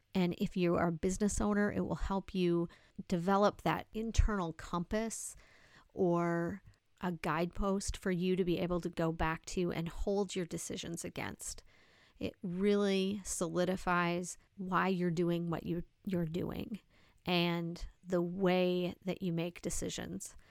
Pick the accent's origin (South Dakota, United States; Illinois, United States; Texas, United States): South Dakota, United States; I'm from South Dakota